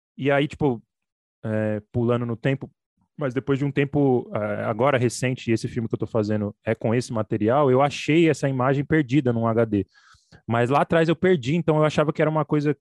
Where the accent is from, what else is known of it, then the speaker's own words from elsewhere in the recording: São Paulo, Brazil; eu moro aqui em São Paulo, entendeu? Odeio São Paulo, nem me considero de São Paulo, sou do Capão Redondo